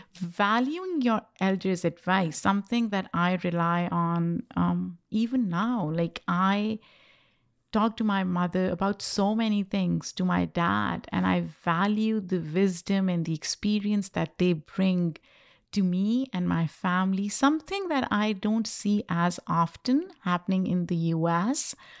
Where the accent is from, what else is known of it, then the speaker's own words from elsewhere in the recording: Pakistan; English is a second language; moved away as an adult; now in United States; I grew up in Pakistan, which was a British colony before it got independence in nineteen forty-seven.